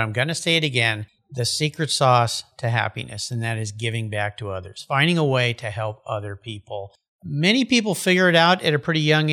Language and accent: English; California, United States; moved away; also born or lived in Washington; I'm from California.